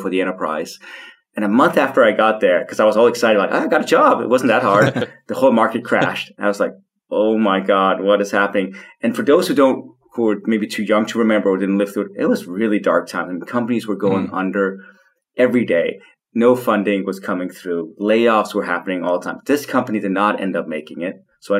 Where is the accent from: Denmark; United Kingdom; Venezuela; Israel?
Denmark; Copenhagen, Capital Region of Denmark; I was born and raised in Copenhagen to very hippie parents